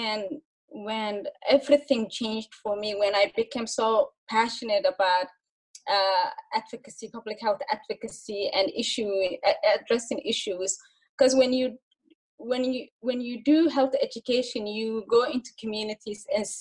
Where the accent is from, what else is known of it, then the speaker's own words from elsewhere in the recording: Mogadishu, Banaadir, Somalia; moved away as an adult; now in Minnesota, United States; when I was young, growing up in Somalia, Mogadishu